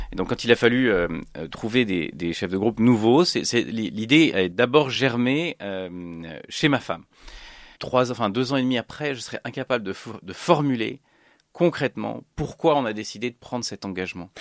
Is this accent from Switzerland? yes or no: yes; Switzerland; also born or lived in Annecy area, France; now in Annecy, France; suis né en Suisse dans une famille protestante, réformée, hein, calviniste